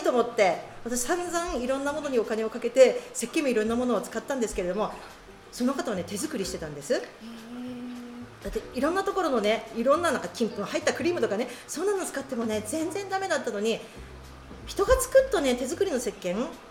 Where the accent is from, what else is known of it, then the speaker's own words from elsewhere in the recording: Tokachi, Hokkaido, Japan; moved away as an adult; also born or lived in Sapporo; now in Ebetsu, Japan; 生まれは十勝なんですね